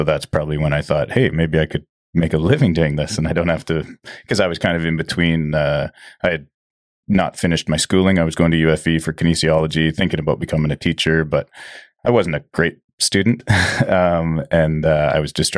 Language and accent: English; Agassiz, British Columbia, Canada; also born or lived in South Surrey; now in Chilliwack, Canada; I grew up in Agassiz, just down the road.